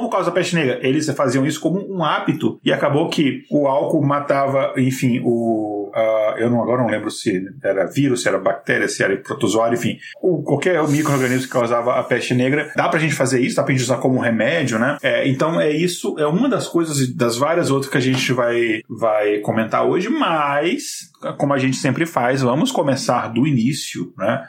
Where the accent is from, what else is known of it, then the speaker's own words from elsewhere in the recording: Brasília, Federal District, Brazil; accent: brasiliense; also born or lived in Minas Gerais; o meu sotaque brasiliense